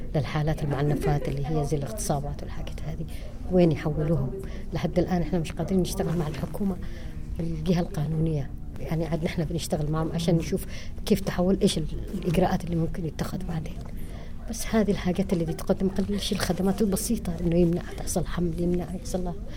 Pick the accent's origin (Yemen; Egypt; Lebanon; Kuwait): Yemen; عندنا في اليمن ما في كامبس